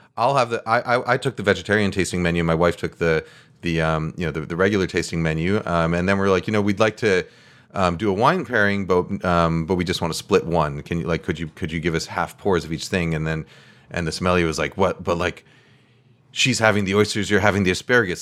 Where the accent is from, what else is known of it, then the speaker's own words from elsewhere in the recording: New York, United States; moved away as an adult; also born or lived in California; now in West Coast, United States; I grew up in New York